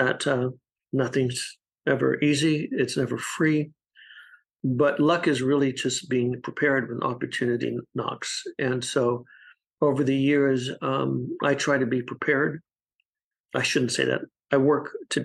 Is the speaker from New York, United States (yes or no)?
no; Texas, United States; moved away; I grew up in Texas